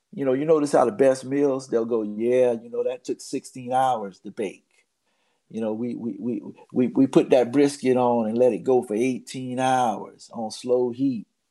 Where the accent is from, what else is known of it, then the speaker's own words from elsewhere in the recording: Baldwin, Florida, United States; on Del Monte Street, where I grew up in Baldwin, Florida